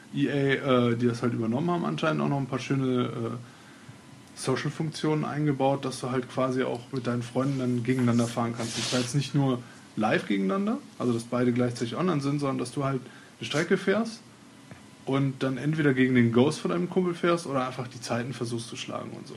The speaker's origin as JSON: {"language": "German", "town": "Cologne", "region": "North Rhine-Westphalia", "country": "Germany", "said": "bei uns in Köln"}